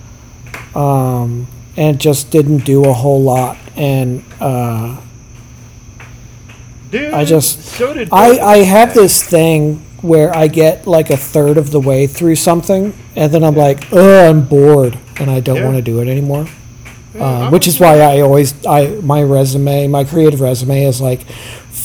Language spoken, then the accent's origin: English; Herndon, Virginia, United States; moved away; I'm from Herndon, the next town over